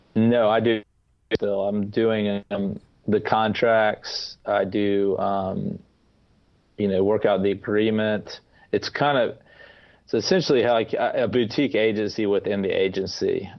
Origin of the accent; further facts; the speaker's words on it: Atlanta, Georgia, United States; also born or lived in Clinton, South Carolina; I was born in Atlanta, Georgia. I remain in Atlanta, Georgia.